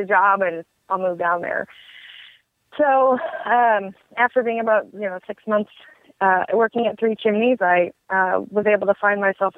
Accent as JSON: {"language": "English", "region": "Michigan", "country": "United States", "also_born_or_lived": "West Virginia", "moved": "as an adult", "lives_now": "Kentucky, United States", "said": "I'm originally from Michigan"}